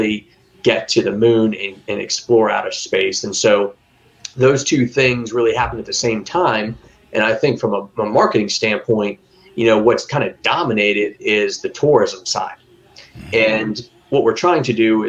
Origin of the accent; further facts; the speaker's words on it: Florida, United States; come back home to Florida